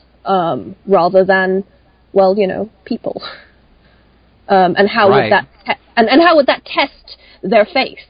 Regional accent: Hong Kong; I grew up in Hong Kong

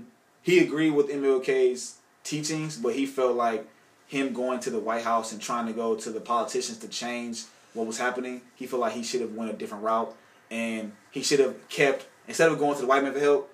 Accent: Cleveland, Ohio, United States; I'm from Cleveland, Ohio. Born and raised.

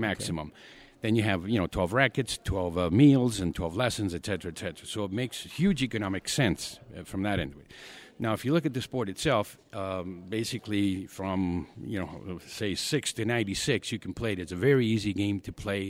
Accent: Argentina; now in Calgary, Canada; born and raised in Argentina

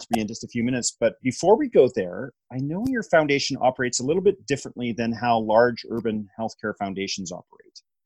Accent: Prince George, British Columbia, Canada; moved away; I grew up in Prince George

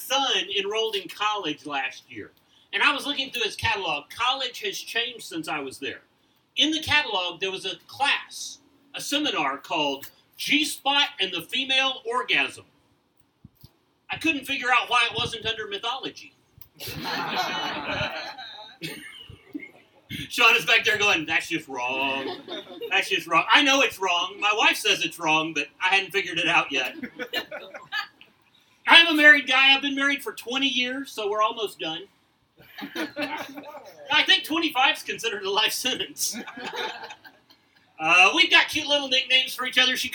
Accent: deep south Mississippi, United States; now in Oklahoma, United States; I've lived here for over 40 years, so I can consider myself a born-again Okie. I am originally from Mississippi, and I mean deep south Mississippi.

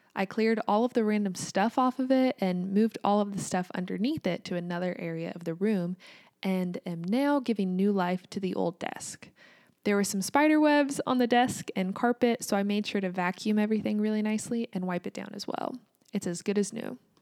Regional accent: United States; also born or lived in Kansas

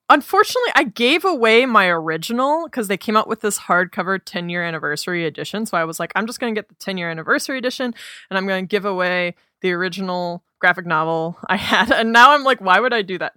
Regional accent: Minnesota, United States; I grew up in Minnesota

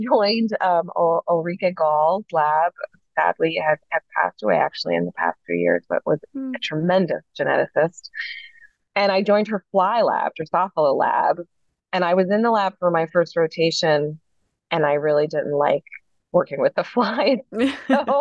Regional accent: New York City, New York, United States; moved away as an adult; now in Philadelphia, United States; I'm from New York City, and my dad did a PhD and a postdoc

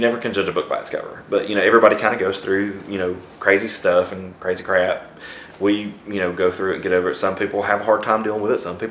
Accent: St. Clair County, Alabama, United States; I'm from St. Clair County, Alabama

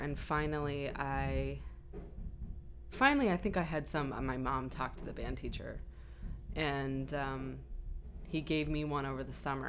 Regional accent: Binghamton, New York, United States; I grew up in upstate New York in a town, a city called Binghamton.

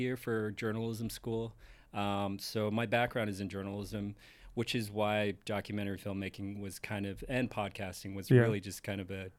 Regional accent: Calgary, Alberta, Canada; moved away as an adult; now in Toronto, Canada; not to shit on my hometown, but there's not a whole lot to do there.

